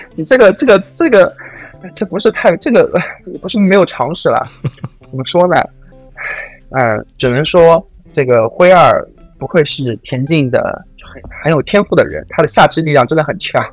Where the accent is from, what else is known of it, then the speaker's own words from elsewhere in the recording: China; 我们作为一个中国人